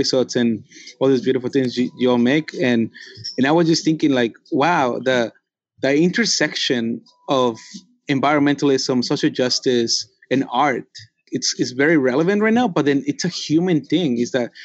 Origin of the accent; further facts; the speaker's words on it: Mexico City, Mexico; The Mexica people from where I come from Tenochtitlan, which is Mexico City, we are Native American